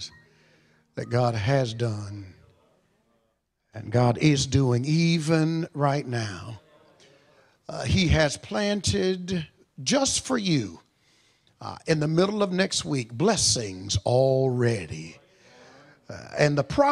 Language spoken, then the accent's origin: English; Monroe, Georgia, United States; I was born and raised in Walton County in Monroe, Georgia